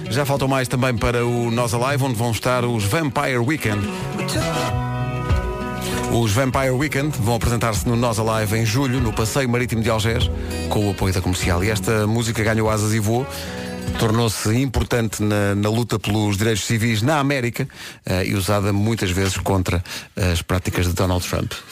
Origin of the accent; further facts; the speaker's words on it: Brazil; now in Portugal; como eu venho do Brasil, disseram-me para eu dizer isto.